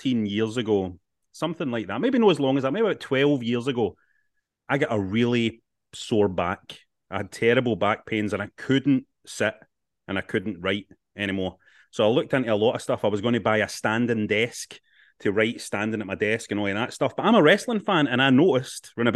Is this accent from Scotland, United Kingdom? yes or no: yes; Glasgow, Scotland, United Kingdom; Glasgow, my hometown.